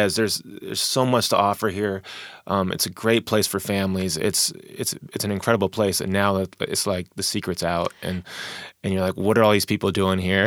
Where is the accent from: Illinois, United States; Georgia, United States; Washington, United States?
Washington, United States; Tacoma; also born or lived in Wichita, Kansas; East Side, um, thirty-fourth and, uh, Portland Ave. Uh, grew up there